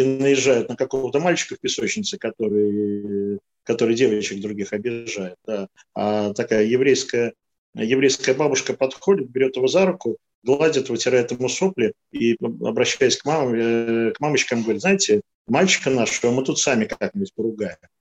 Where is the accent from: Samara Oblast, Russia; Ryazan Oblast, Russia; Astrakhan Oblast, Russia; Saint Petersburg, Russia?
Saint Petersburg, Russia; Я родился и жил всю жизнь в Ленинграде